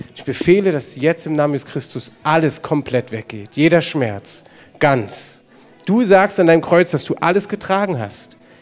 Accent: Germany; wir als Deutsche

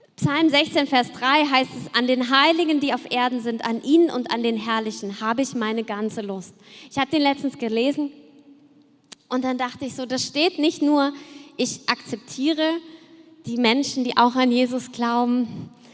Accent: Cologne, North Rhine-Westphalia, Germany; ich komme ja aus Köln und da haben wir uns als Kinder natürlich auch verkleidet für den Karneval

